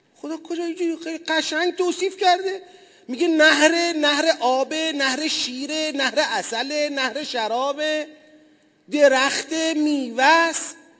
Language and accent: Persian; Tasuj, East Azerbaijan, Iran; moved away; پدرم اهل تسوجه